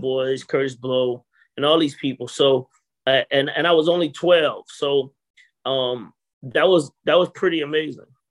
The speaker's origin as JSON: {"language": "English", "town": "Atlanta", "region": "Georgia", "country": "United States", "tie": "born or raised there", "said": "growing up in Atlanta was interesting"}